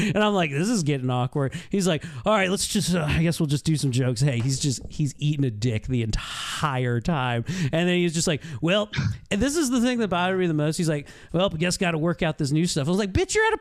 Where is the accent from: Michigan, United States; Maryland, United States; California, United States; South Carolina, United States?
Maryland, United States; Baltimore; I'm from Baltimore.